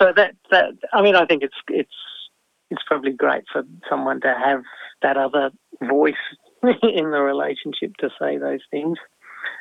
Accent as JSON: {"language": "English", "region": "Tasmania", "country": "Australia", "said": "people ask where I come from. I very rarely say Australia. It's not that I'm not proud of being Australian. I come from Tasmania"}